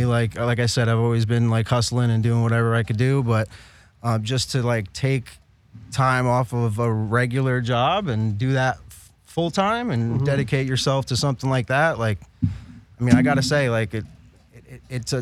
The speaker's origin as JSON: {"language": "English", "town": "New York City", "region": "New York", "country": "United States", "moved": "as an adult", "lives_now": "California, United States", "said": "I'm from the Bronx originally"}